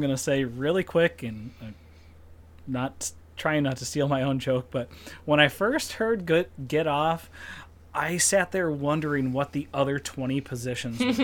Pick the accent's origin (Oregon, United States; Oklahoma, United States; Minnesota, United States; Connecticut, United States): Minnesota, United States; we're all Minnesotans